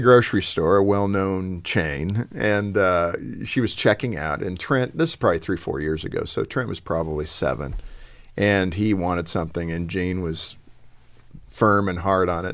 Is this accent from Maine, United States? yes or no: no; Los Angeles, California, United States; growing up in Los Angeles